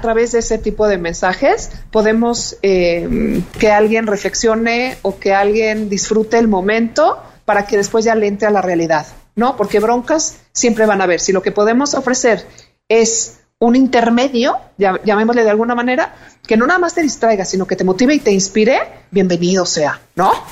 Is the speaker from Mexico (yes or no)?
yes; Mexico; como mexicanos